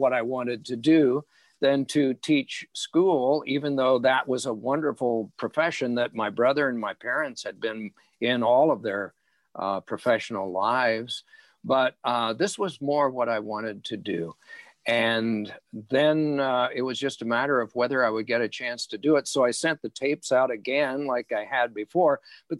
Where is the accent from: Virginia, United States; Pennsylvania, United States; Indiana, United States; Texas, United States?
Indiana, United States; And I never realized until later the sacrifice that my parents made, because the roads to Chicago from Indiana, this predated